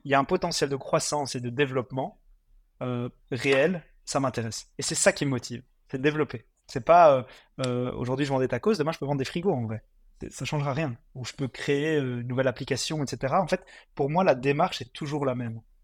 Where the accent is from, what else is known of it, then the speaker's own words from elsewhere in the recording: Mons, Wallonia, Belgium; moved away as an adult; also born or lived in Congo / Brussels; je suis originaire de Mons, donc j'habite pas Bruxelles à la base